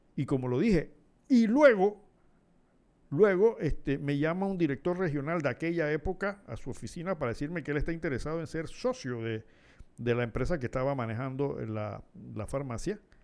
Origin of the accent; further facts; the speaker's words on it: Panama; nosotros tenemos que ser conscientes como panameños